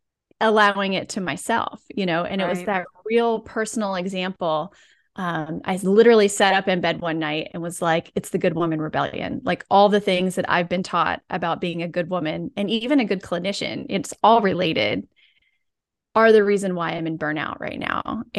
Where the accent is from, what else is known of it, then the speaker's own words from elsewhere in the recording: the South, United States; because I'm from the South, we'll throw in like obedient and selfless.